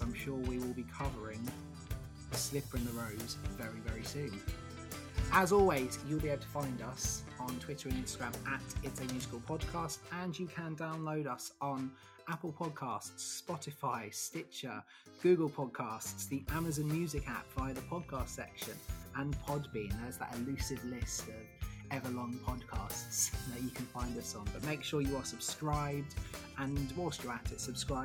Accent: Eastbourne, South East England, United Kingdom; I'm from Eastbourne, so the other side of Brighton.

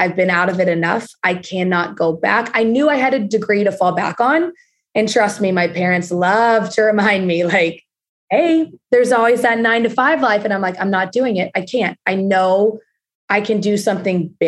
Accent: Texas, United States; moved away as an adult; now in Los Angeles, United States; normal Texas girl

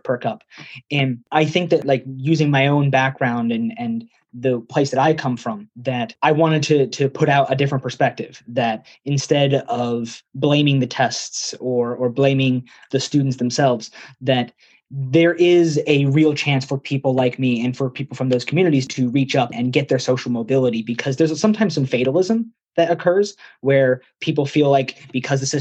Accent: Dallas, Texas, United States; moved away as an adult; now in New Haven, United States; I was raised in Texas

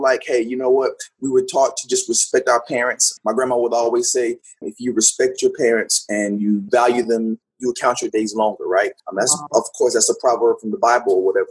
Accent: College Park, Georgia, United States; born and raised here in College Park. I grew up in College Park.

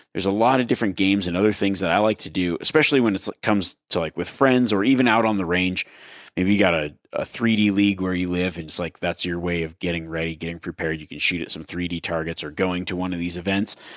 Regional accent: Nevada, United States; my home state of Nevada.

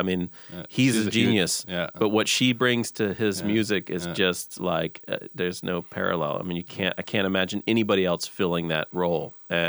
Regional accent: the South, United States; this gets me every time because I come from the South and grew up in the church. So I just love that sound.

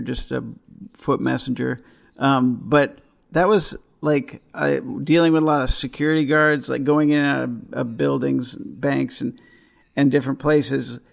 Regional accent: East Coast, United States; I grew up on the East Coast, uh, when I, like, high school, college

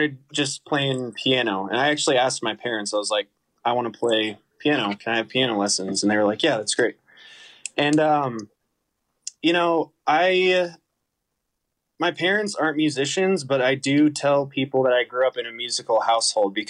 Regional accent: Boulder, Colorado, United States; also born or lived in Boston; I grew up in Boulder, Colorado.

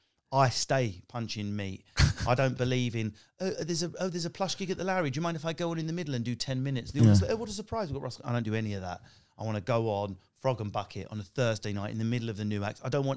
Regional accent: East of England, United Kingdom; I come from Essex. I'm working class council estate.

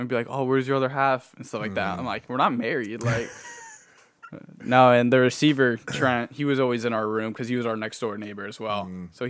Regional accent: California, United States; I mean, you know, I'm like from California originally. I don't like the snow either still.

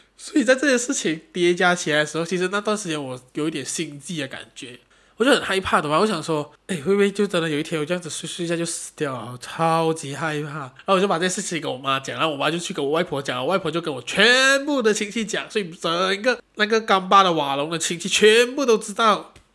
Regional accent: Malaysia; 不，我还是马来西亚人

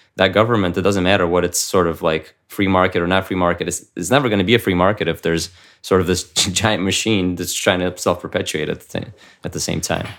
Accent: United States; also born or lived in Ukraine; I came here, uh, to the United States when I was seven, uh, with my family.

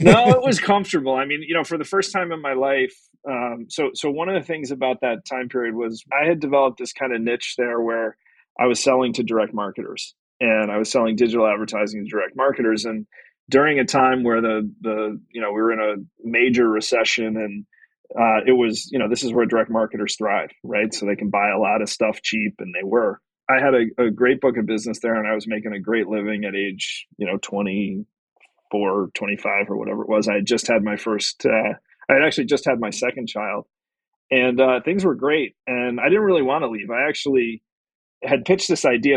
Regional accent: Brookfield, Connecticut, United States; I grew up in Brookfield, Connecticut

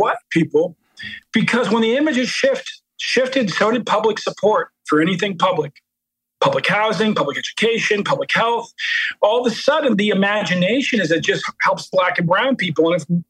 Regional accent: Baltimore, Maryland, United States; You know, I'm from Baltimore. My mom grew up in the housing projects there.

